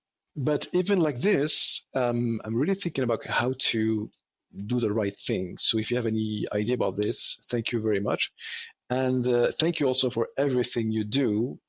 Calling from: Montreal, Quebec, Canada; I am calling you from Montreal

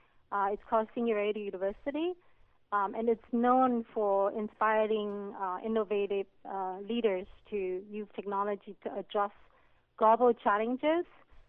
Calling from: California, United States

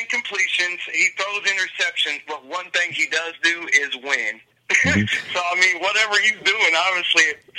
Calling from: Columbia, Missouri, United States

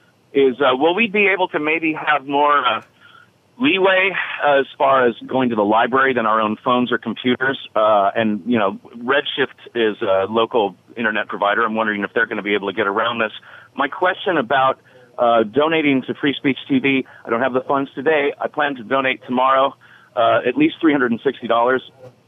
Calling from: Seaside, California, United States; I'm in Seaside, California.

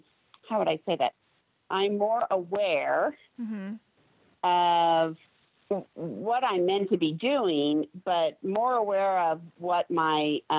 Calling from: California, United States; Orange County, California.

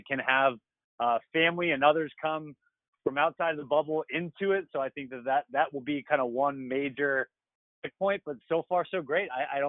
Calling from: Virginia, United States; I am sitting in the middle of a house in the Shenandoah Valley in the middle of Virginia.

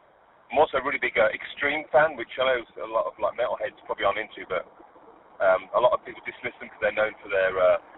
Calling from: West Midlands, United Kingdom

